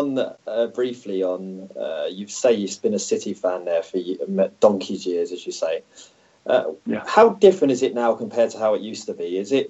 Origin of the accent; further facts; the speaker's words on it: London, United Kingdom; accent: Cockney; I'm a Cockney. Indeed. I'm from East London.